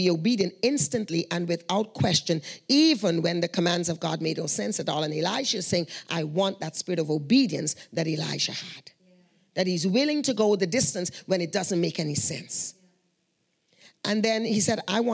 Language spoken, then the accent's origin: English; Guyana; moved away; We are from Guyana